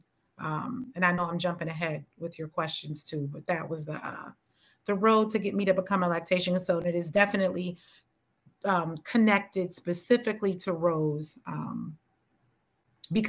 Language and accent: English; United States; we are just American Black women.